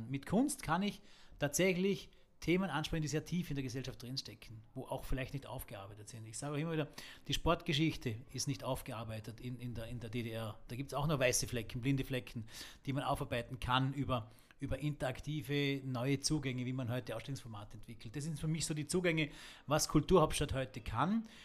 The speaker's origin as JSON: {"language": "German", "town": "Bludenz", "region": "Vorarlberg", "country": "Austria", "tie": "born or raised there", "said": "wir sitzen hier in Bludenz, in meiner Heimatstadt, ähm, was eine alte Eisenbahnerstadt war"}